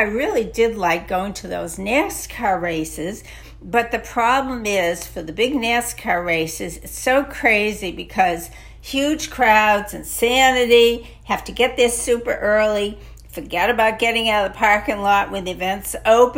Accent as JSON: {"language": "English", "region": "Massachusetts", "country": "United States", "tie": "born or raised there", "said": "I grew up in Massachusetts"}